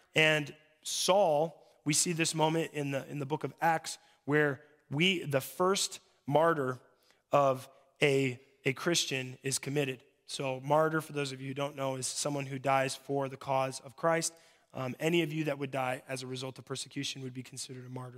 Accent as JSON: {"language": "English", "town": "Mobridge", "region": "South Dakota", "country": "United States", "said": "I'm from Mobridge"}